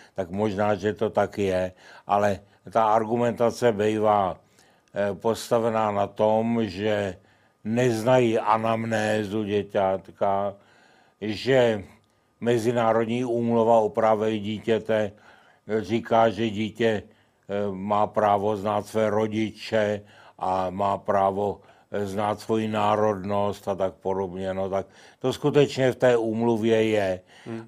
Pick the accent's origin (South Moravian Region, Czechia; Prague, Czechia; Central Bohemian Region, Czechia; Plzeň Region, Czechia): Central Bohemian Region, Czechia; Kladno; v Kladně, mém rodném městě